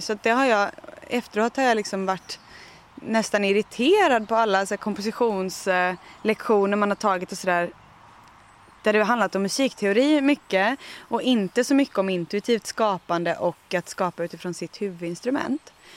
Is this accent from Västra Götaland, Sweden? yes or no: yes; Tjörn, Västra Götaland, Sweden; now in Österlen, Sweden; jag kommer från västkusten, från Tjörn som ju är en jättefin ö med massa granitklippor och fantastisk kust